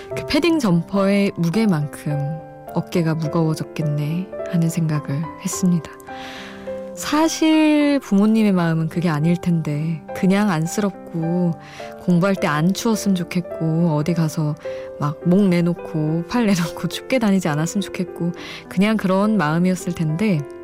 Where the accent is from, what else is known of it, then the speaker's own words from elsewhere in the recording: Daejeon, South Korea; now in Seoul, South Korea; 본가 대전에 있고